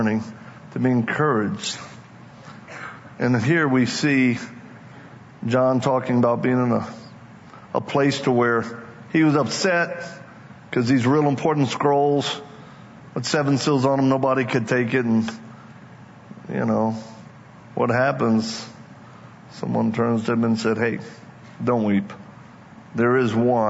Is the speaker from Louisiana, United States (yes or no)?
yes; Louisiana, United States; I'm from Louisiana, just in case you may not know. I'm one of them Cajuns